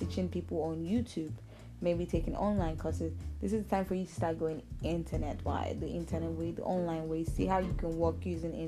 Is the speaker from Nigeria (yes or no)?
yes; Nigeria; I'm based in Nigeria. I'm a Nigerian.